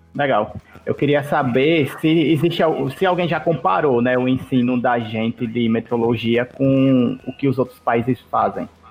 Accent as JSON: {"language": "Portuguese", "region": "Alagoas", "country": "Brazil", "said": "eu aqui que sou de Alagoas"}